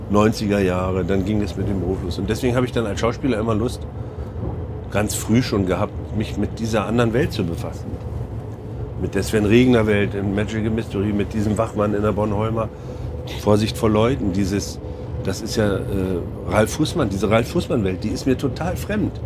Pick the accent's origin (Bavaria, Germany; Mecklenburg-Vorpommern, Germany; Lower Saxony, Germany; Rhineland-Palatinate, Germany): Mecklenburg-Vorpommern, Germany; now in Hamburg, Germany; Mecklenburg ist auf jeden Fall meine Herkunft und da, da stehe ich auch total gerne zu